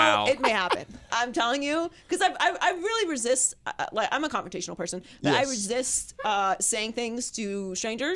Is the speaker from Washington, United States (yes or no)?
no; Pittsburgh, Pennsylvania, United States; also born or lived in Miami; I'm from Pittsburgh